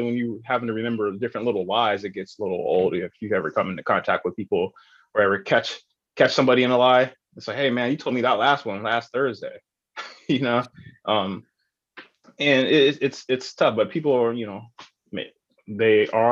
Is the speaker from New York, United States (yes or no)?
no; San Diego, California, United States; I grew up in Paradise Hill, Southeast San Diego